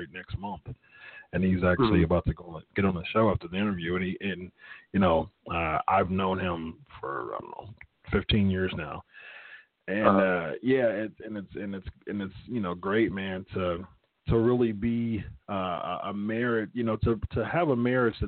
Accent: Columbus, Ohio, United States; I was born and raised in Columbus

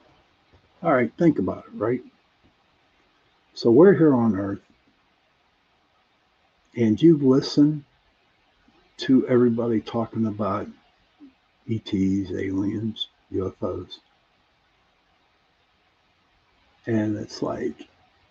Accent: Pittsburgh, Pennsylvania, United States; accent: Pittsburgh; You have to excuse the way I pronounce words because I am from Pittsburgh, and Michael knows and Tommy knows, Doreen knows. that we have a different type of accent here

